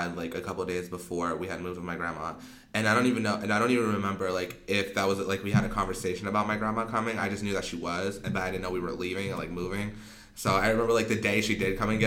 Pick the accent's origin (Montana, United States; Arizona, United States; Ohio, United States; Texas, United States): Arizona, United States; born or raised there; also born or lived in Pasadena, California / Monrovia, California / Rosemead, California / Pomona, California